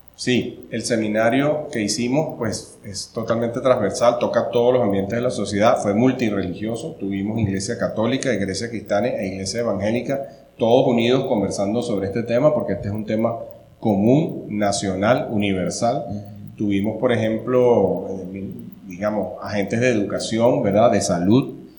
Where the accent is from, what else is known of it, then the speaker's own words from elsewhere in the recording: Venezuela; moved away as an adult; now in Costa Rica; soy venezolano